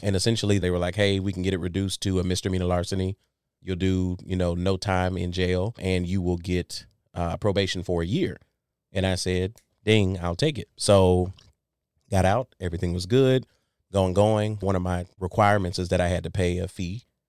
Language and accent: English; Saginaw, Michigan, United States; moved away as an adult; also born or lived in Salisbury, North Carolina; now in Jacksonville, United States; I'm originally born and raised in Saginaw, Michigan